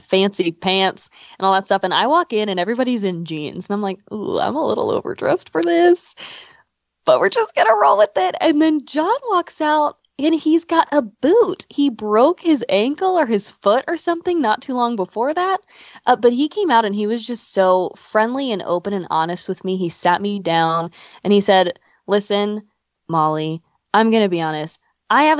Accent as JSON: {"language": "English", "town": "Pasadena", "country": "United States", "tie": "born or raised there", "said": "I grew up in Pasadena with my parents and my brothers"}